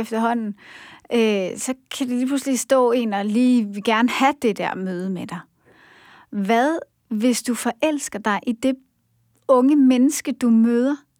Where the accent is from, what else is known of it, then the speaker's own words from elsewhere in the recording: Denmark; som danskere